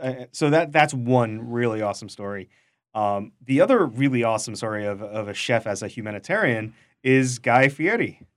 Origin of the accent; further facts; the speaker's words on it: New York City, New York, United States; I am also from Queens